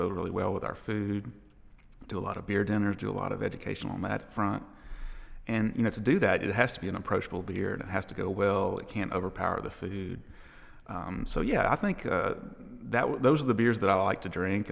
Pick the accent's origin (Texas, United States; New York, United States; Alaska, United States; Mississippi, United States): Mississippi, United States; moved away as an adult; now in Nashville, United States; I'm from Mississippi.